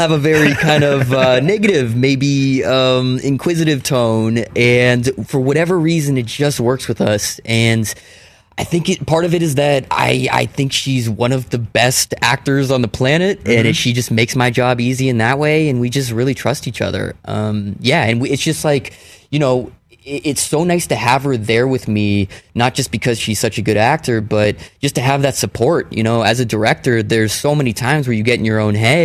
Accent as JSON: {"language": "English", "town": "Palo Alto", "region": "California", "country": "United States", "tie": "born or raised there", "said": "I grew up in Palo Alto"}